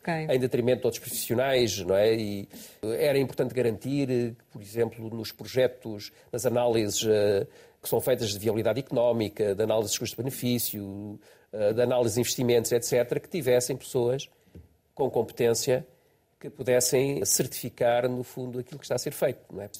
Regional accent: Estoril, Lisbon, Portugal; Foi onde eu nasci

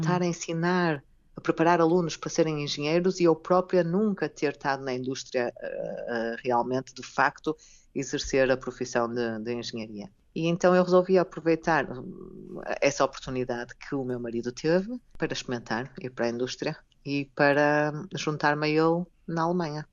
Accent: Vila Nova de Gaia, Norte, Portugal; moved away as an adult; also born or lived in Lisbon, Portugal / Japan; now in Germany; eu já estava em Lisboa e sou do Porto, a minha família é do Porto, ah, de Gaia

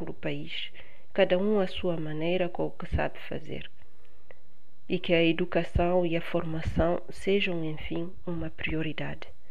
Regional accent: Bissau, Guinea-Bissau; moved away as an adult; also born or lived in Paris region, France; now in France; nasci em Bissau. Vim para a França estudar há 25 anos, atualmente resido na região de Paris

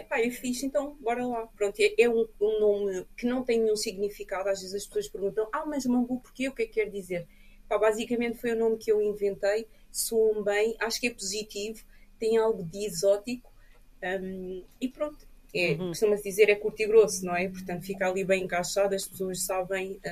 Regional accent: Portugal; also born or lived in Cape Verde / France; a minha vida foi sempre passada aqui em Portugal

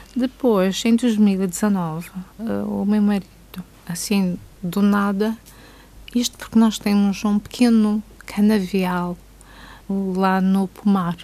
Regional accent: Câmara de Lobos, Madeira, Portugal; Câmara de Lobos, terra onde nasci

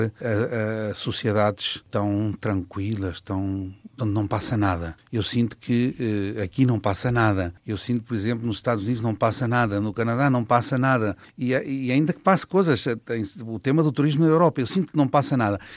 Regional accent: Lisbon, Portugal; now in Caracas, Venezuela; sou alfacinha, gosto muito da minha cidade

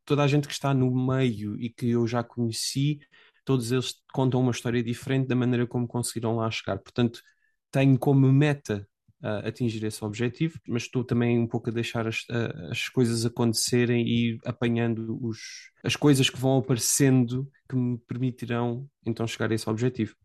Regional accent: Portugal; moved away as an adult; now in England, United Kingdom; A única razão pela qual eu saí de Portugal foi derivado ao mestrado que tirei

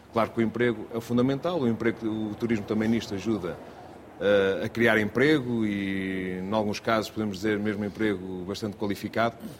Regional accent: Seia, Centro, Portugal; moved away as an adult; fui nascido e criado no Conselho

